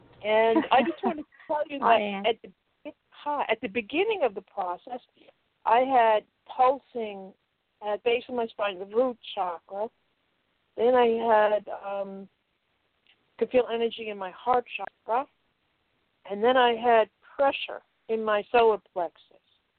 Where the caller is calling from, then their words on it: Connecticut, United States; I'm calling from Connecticut.